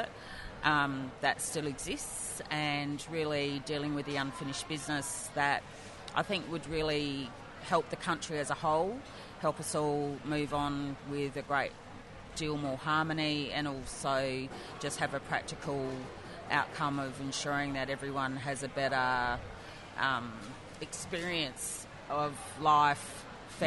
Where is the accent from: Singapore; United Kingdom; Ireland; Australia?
Australia; Adelaide, South Australia; Adelaide's mostly been home, done most of my growing up on Kaurna country